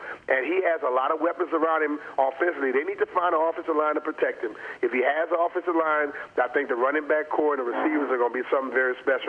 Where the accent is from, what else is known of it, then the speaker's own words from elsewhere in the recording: Louisiana, United States; I grew up in Louisiana.